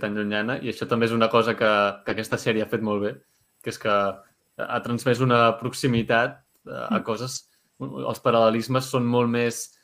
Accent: Catalonia, Spain; nosaltres que som catalans

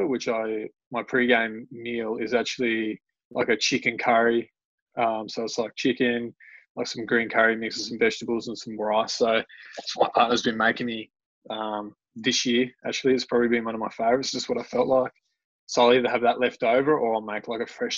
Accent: Canberra, Australian Capital Territory, Australia; I grew up down in Canberra, so Canberra was my team

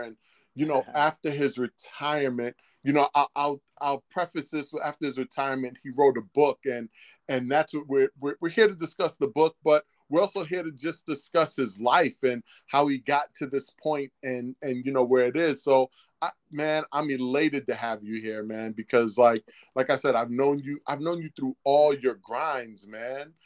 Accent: New York City, New York, United States; growing up in Harlem

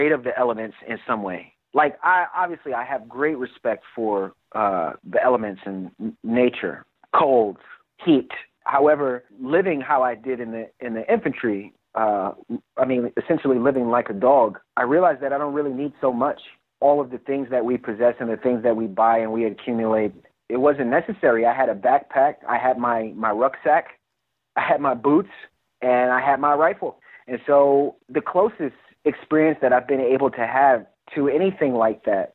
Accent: New York City, New York, United States; moved away as an adult; also born or lived in Coney Island; Before I served in the military, I grew up in Brooklyn

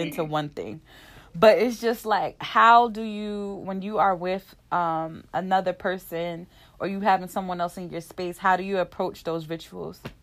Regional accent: New Jersey, United States; I'm from New Jersey

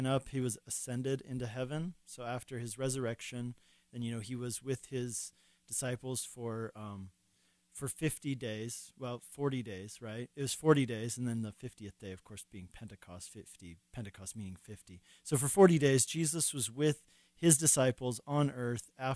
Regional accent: Colorado, United States; moved away as an adult; also born or lived in Hungary / Longmont, Colorado; I grew up here in Colorado, and then I moved away.

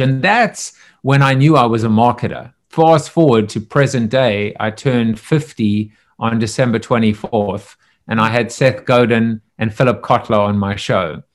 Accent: South Africa; I'm from South Africa

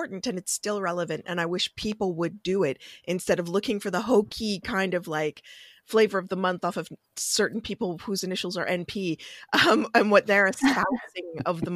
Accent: Canada; I'm Canadian

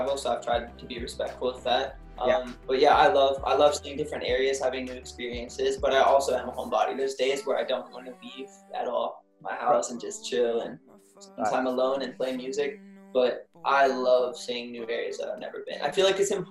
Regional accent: Louisville, Kentucky, United States; moved away; I grew up in Louisville, Kentucky, and my sister still lives here, so I'm visiting them right now

